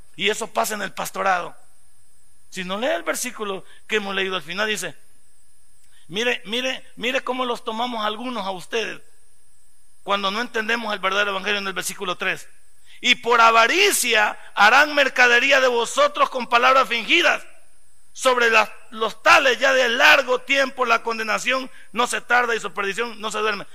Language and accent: Spanish; El Salvador; somos todos salvadoreños